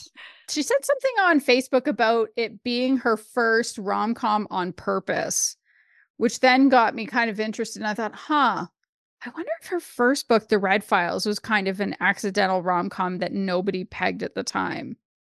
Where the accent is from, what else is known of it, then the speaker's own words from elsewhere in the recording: Canada; as a Canadian